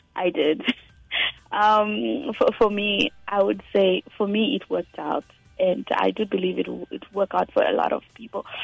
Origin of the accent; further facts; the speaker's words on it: Gokwe, Midlands, Zimbabwe; I was born in Gokwe, 1997